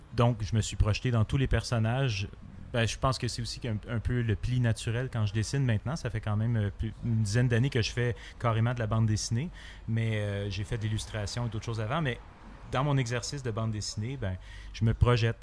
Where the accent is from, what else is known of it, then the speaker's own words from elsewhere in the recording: Montreal, Quebec, Canada; je viens de Montréal